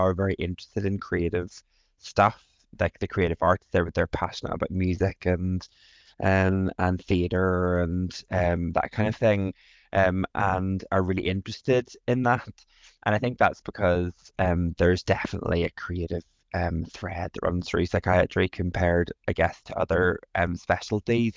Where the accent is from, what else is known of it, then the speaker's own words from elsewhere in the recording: Northern Ireland, United Kingdom; moved away; also born or lived in England; I am originally from Northern Ireland, lived in England for a good bit and moved back to Northern Ireland recently.